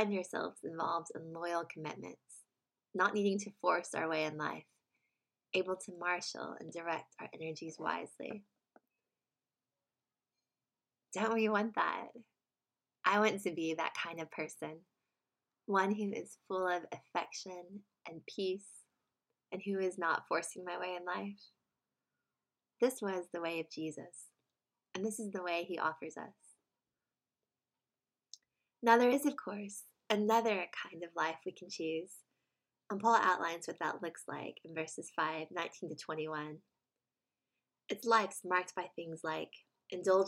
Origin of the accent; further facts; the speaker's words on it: United States; moved away; in America, my home country